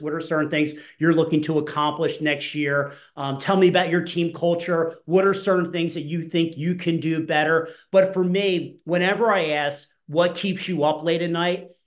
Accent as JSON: {"language": "English", "region": "New Jersey", "country": "United States", "tie": "born or raised there", "said": "I grew up in New Jersey. So I grew up by the beach."}